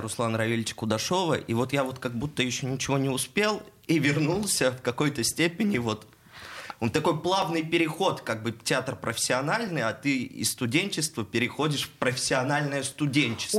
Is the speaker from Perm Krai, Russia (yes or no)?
yes; Perm, Perm Krai, Russia; moved away as an adult; now in Saint Petersburg, Russia; я сам из Перми